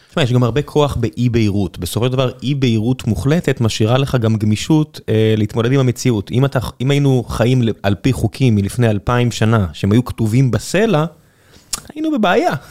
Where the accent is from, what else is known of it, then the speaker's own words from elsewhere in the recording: Tel Aviv, Tel Aviv District, Israel; אני גדלתי באחד העם. מסביבי היו ארבעה בתי כנסת ושני כוללים